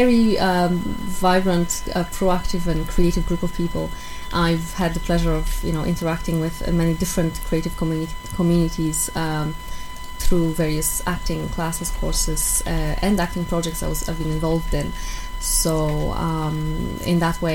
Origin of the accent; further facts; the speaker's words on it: Poland; English is a second language; moved away as an adult; also born or lived in Ireland; now in Dublin, Ireland; I'm from Poland. I've been living in Ireland for over 7 years now.